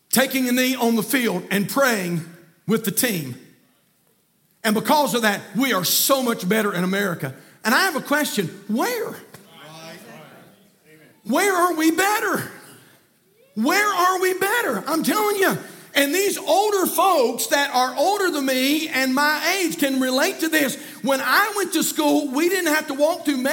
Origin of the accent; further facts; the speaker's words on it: United States; I am an American from the top of my head to the bottom of my feet.